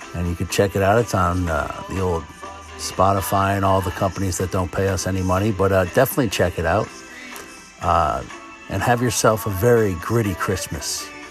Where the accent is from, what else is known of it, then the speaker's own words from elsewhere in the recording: Connecticut, United States; I'm from Connecticut